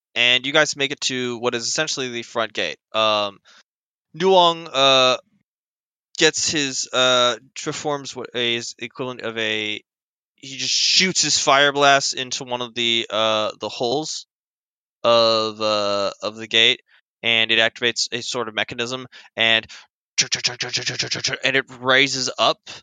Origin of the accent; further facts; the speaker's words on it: United States; I'm American